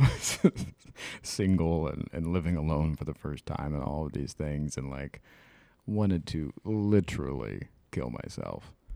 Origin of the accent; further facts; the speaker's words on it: Midwest, United States; I'm from the Midwest, I grew up in the fucking nineties